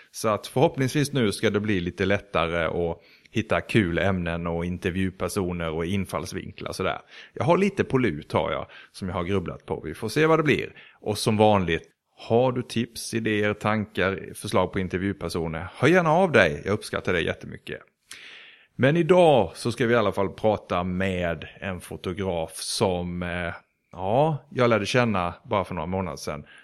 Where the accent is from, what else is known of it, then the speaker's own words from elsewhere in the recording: Denmark; moved away; also born or lived in Sweden; Jag är född i Sverige men jag var tre när mina föräldrar eh, bortförde mig till Danmark.